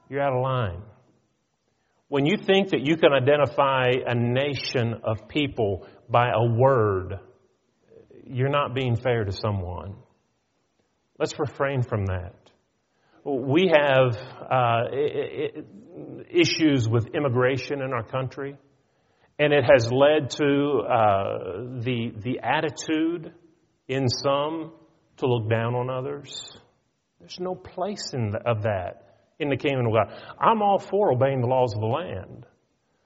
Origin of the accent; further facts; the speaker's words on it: north of Pittsburgh, Pennsylvania, United States; We lived north of Pittsburgh